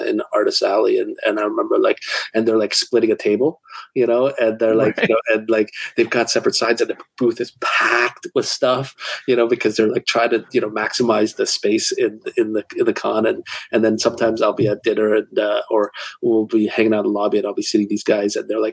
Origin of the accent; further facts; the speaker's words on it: Toronto, Ontario, Canada; my hometown con in Toronto